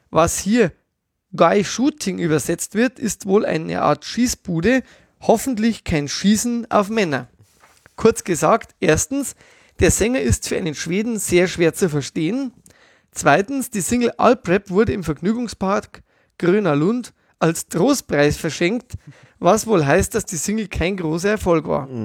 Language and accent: German; Bavaria, Germany; Als Bayer solidarisiere ich mich mit den Schwaben